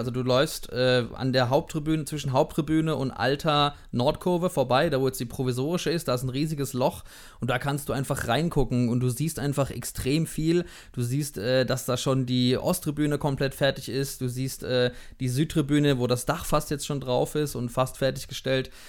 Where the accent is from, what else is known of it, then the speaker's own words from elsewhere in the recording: Durlach, Baden-Württemberg, Germany; dass äh, Robin auch in Durlach wohnt, äh, auch in meiner Heimat.